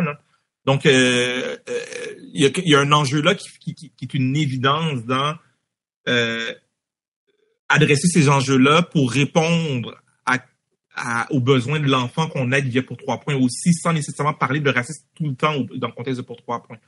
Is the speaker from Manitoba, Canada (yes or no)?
no; Montreal, Quebec, Canada; étant d'origine haïtienne, née à Montréal. J'ai grandi à Anjou, dans l'est de Montréal